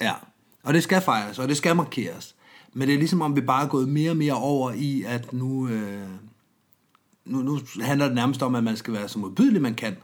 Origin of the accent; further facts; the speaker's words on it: Denmark; Jeg er vokset op i Jylland